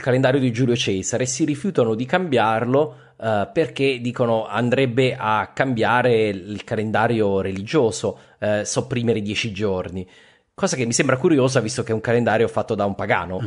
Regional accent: Abruzzo, Italy; io sono abruzzese

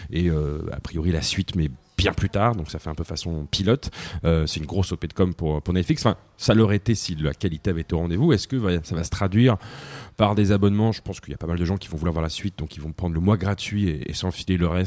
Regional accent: Russia; Je suis russe, je suis russe.

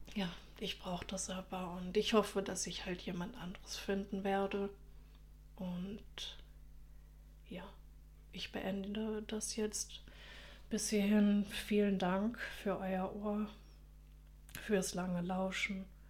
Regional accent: Germany; accent: German; ich schäme mich halt für meinen deutschen Akzent

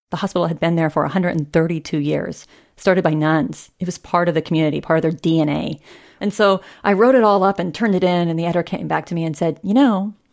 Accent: southeastern Kansas, United States; moved away; So you fly into Kansas City and you drive two hours south and you hit Fort Scott. You drive another hour south and you hit my hometown.

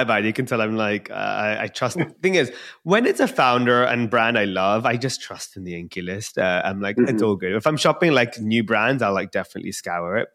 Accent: India

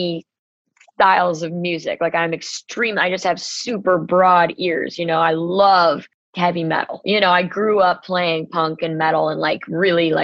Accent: New York City, New York, United States; I grew up like 20 blocks away from the Beacon

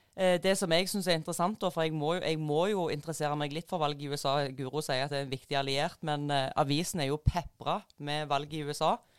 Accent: Jæren, Rogaland, Norway; moved away; Og så kom jeg meg ut ifra Jæren

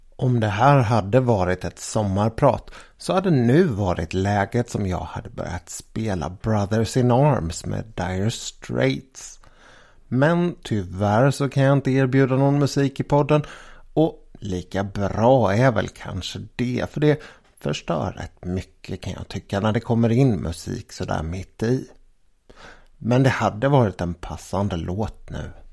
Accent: Sweden; Jag var ju från Sverige

